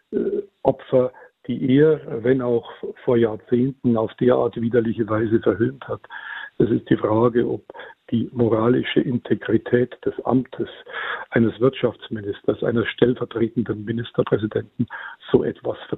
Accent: Bavaria, Germany; ich komme aus der Gegend

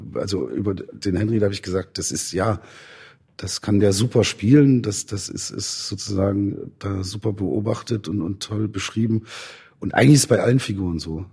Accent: Zeitz, Saxony-Anhalt, Germany; ich bin ja in Zeitz aufgewachsen

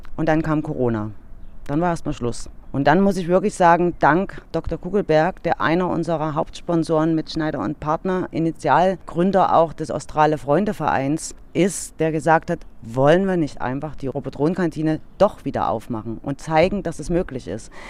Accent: Dresden, Saxony, Germany; wir als Dresdner

